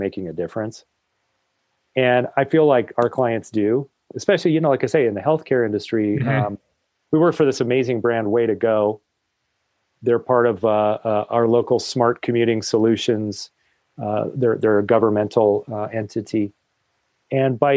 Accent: Colorado, United States; I'm actually a Colorado native

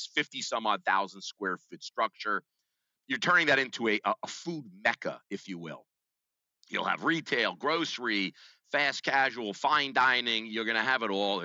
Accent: New York City, New York, United States; accent: New York; are you from New York? I said, yeah

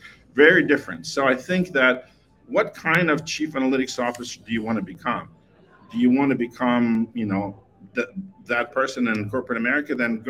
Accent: Moldova; now in United States; I was born in Moldova, which is one of the 15, you know, Soviet republics.

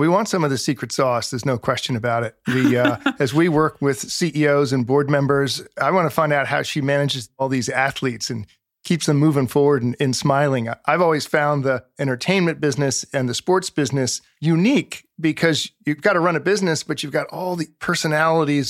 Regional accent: United States; I grew up in the Chesapeake Bay

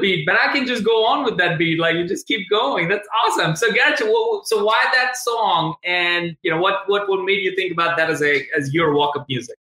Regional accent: India; moved away as an adult; also born or lived in Tuscaloosa, Alabama, United States; I'm originally from India, and I came directly to University of Alabama, Tuscaloosa.

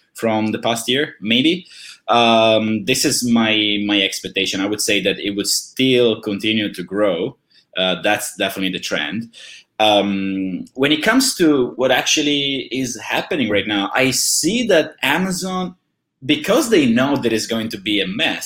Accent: Italy; when I was young, I'm from Italy

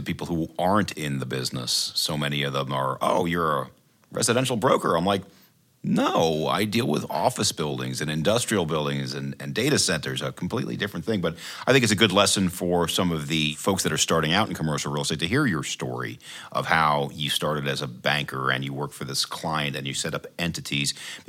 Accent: New York, United States; now in Baltimore, United States; I grew up in New York. I now live in Baltimore, and it was a big move.

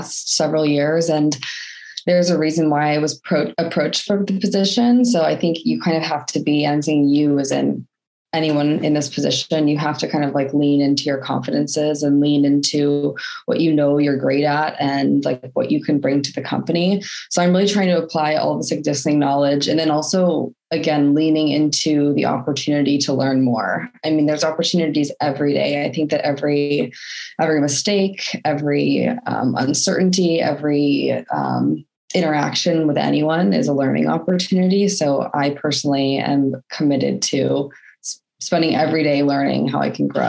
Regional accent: Portland, Oregon, United States; moved away as an adult; also born or lived in San Diego, California; now in Scotland, United Kingdom; I am originally from Portland, Oregon, moved to San Diego to go to university, and then I stayed there for about 10 years.

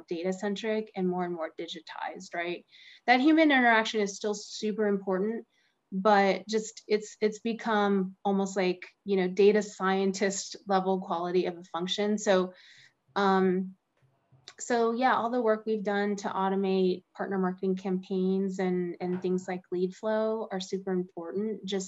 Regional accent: Pittsburgh, Pennsylvania, United States; now in Austin, United States; I grew up in Pittsburgh

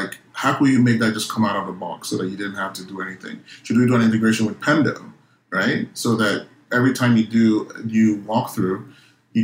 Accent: Nigeria; moved away; Growing up in Nigeria

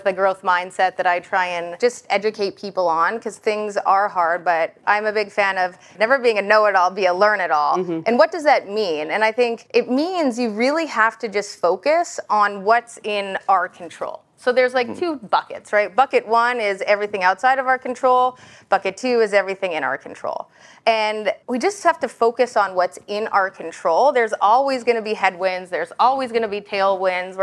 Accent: Canada; moved away as an adult; now in United States; I'm Canadian, and I actually just became an American last Saturday.

